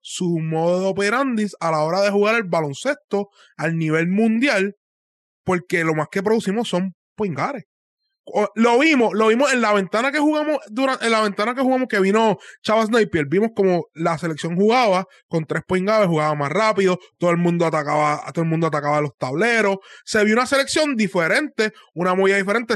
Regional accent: Puerto Rico; moved away; yo soy puertorriqueño

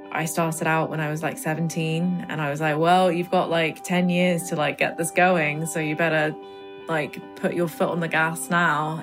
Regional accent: London, United Kingdom; My parents, you know, being Indian and coming to London and raising me and my brother

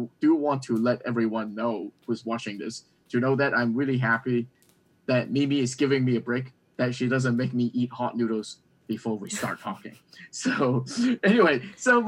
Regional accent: Canada; now in Boston, United States; I grew up in Canada

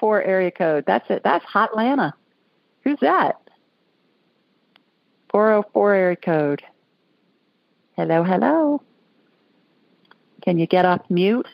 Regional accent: Worthington, Ohio, United States; now in Alabama, United States; I grew up in Worthington, right next door

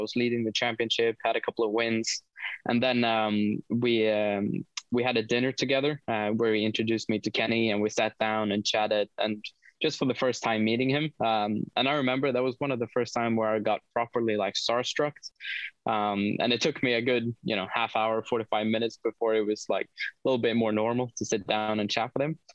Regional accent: Sweden; moved away; also born or lived in United Kingdom; growing up in Sweden and being involved in motorsport

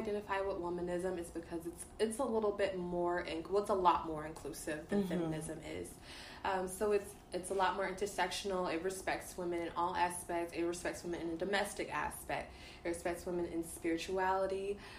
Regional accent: Dallas, Texas, United States; I'm from Dallas.

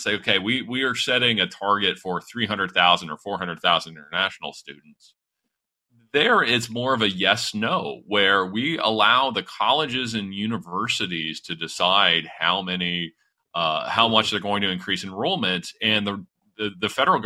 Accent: London, Ontario, Canada; The neighborhood I grew up in London, Ontario

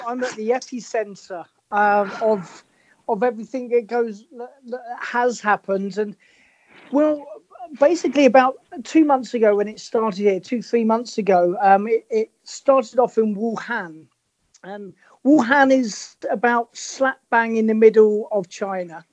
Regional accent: Hove, South East England, United Kingdom; I I grew up in Hove

